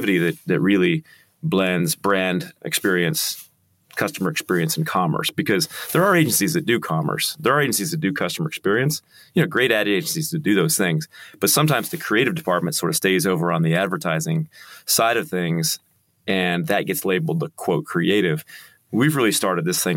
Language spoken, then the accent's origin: English; United States; now in Kansas City, United States; I'm very American.